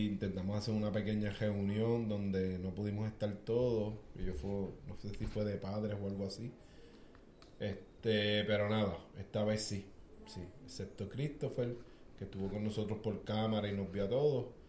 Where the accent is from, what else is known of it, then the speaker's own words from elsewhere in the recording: Puerto Rico; los boricuas somos, somos un bufeo